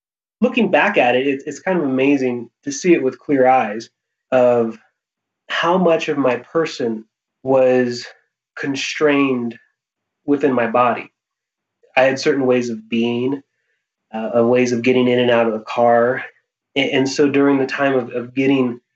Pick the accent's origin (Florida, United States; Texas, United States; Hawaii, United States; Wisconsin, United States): Hawaii, United States; I was born and raised in Hawaii